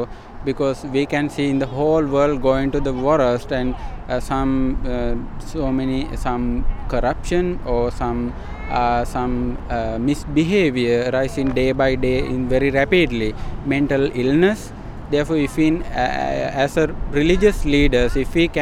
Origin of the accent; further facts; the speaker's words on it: Sri Lanka; now in Rockville, United States; We are from Sri Lanka